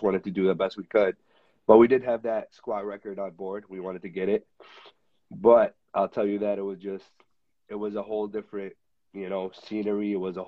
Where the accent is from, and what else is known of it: Michigan, United States